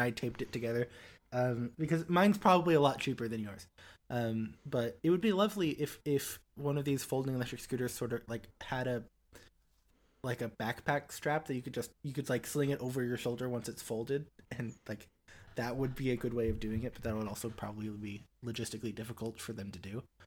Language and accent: English; Springfield, United States; also born or lived in Huntsville, Alabama; in Springfield, my hometown.